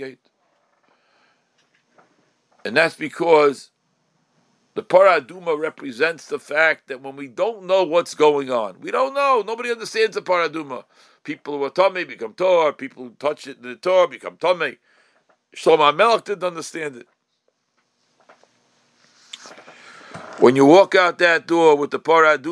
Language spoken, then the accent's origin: English; United States; as an American on both sides, with grandparents who lived in America, and great-grandparents who lived in America